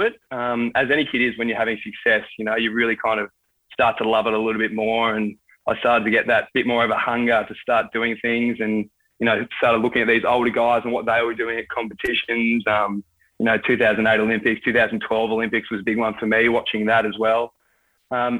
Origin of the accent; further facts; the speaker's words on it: Melbourne, Victoria, Australia; I grew up in Melbourne, in Victoria, and, you know, obviously AFL crazy